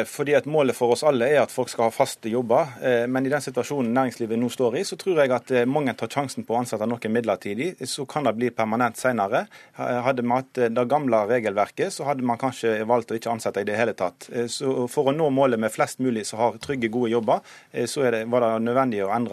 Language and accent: Norwegian; Western Norway, Norway; Eh, og vi er fra Vestlandet vet jo hvor viktig det er med lokalt eierskap.